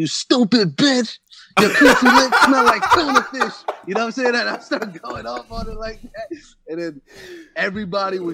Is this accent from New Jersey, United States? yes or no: yes; North Brunswick, New Jersey, United States; I'm from North Brunswick, Central Jersey